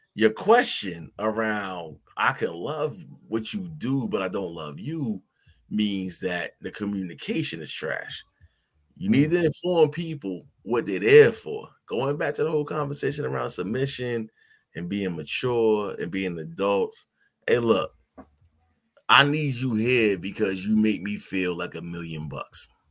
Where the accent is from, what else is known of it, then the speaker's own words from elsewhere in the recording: New York City, New York, United States; I'm from New York City